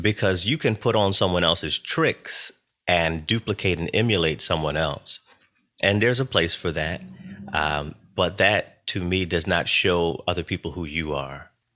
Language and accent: English; North Carolina, United States; now in Philadelphia, United States; I was born in North Carolina. I do currently live in Philadelphia.